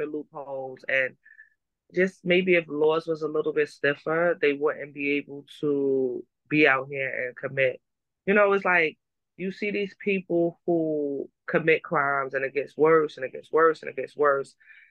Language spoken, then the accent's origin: English; New York City, New York, United States; We're from Harlem